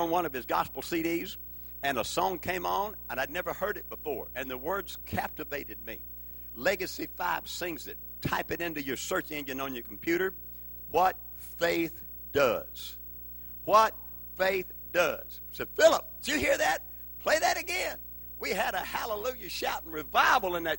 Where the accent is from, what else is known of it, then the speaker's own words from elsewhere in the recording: Forrest County, South Mississippi, United States; also born or lived in Hattiesburg, Mississippi / Sumner County, Tennessee; now in Hendersonville, United States; I grew up in the middle of nowhere in the sticks of South Mississippi, Forest County.